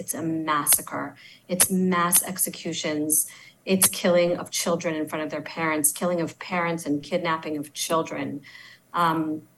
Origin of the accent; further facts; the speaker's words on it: Baltimore, Maryland, United States; moved away as an adult; also born or lived in Tel Aviv, Israel; now in Israel; I'm actually from Baltimore, Maryland. I grew up close by to where all of you are. And I moved here about 20 years ago